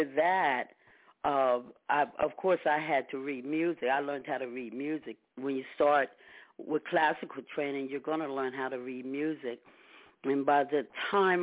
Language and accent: English; Delaware, United States; I am from Delaware